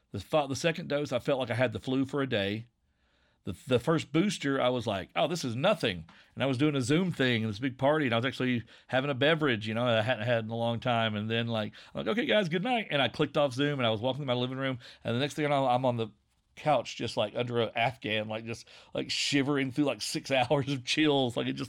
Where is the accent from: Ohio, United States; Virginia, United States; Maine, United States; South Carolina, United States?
Virginia, United States; I'm going to relax into my accent because I'm from Southwest Virginia. I'm from coal country. This is what I sound like.